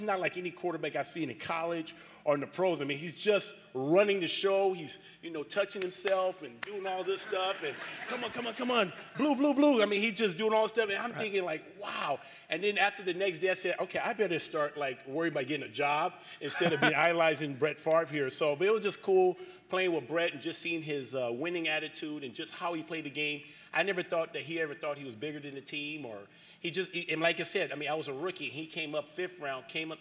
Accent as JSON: {"language": "English", "town": "Los Angeles", "region": "California", "country": "United States", "tie": "born or raised there", "also_born_or_lived": "San Diego, United States", "moved": "as an adult", "lives_now": "Green Bay, United States", "said": "before San Diego State, I grew up in South Central Los Angeles"}